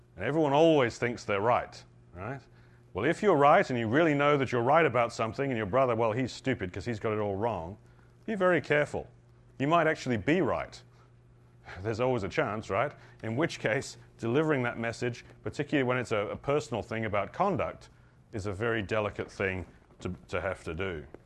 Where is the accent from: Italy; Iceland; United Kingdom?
United Kingdom; I'm British